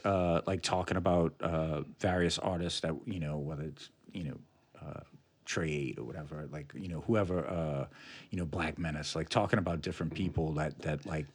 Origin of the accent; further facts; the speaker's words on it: New Orleans, Louisiana, United States; Being a kid from New Orleans